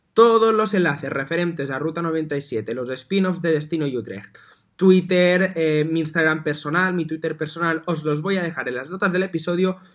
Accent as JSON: {"language": "Spanish", "area": "Mallorca", "region": "Balearic Islands", "country": "Spain", "said": "Yo que soy de Mallorca"}